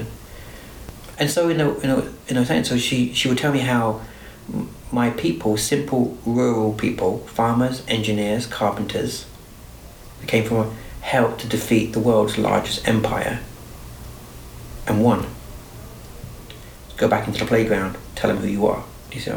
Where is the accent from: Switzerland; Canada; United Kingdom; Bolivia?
United Kingdom; now in United States; where I grew up in Britain